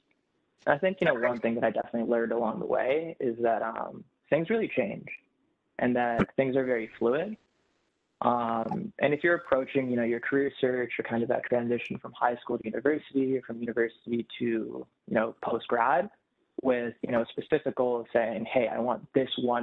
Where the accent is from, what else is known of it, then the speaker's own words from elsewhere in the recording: Toronto, Ontario, Canada; born and raised in Toronto